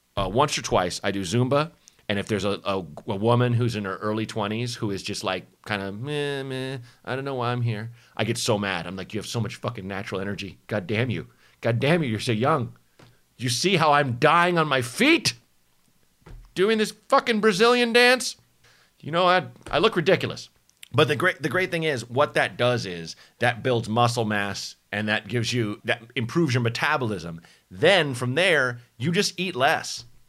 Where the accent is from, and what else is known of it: Portland, Oregon, United States; born or raised there; moved away; also born or lived in Chicago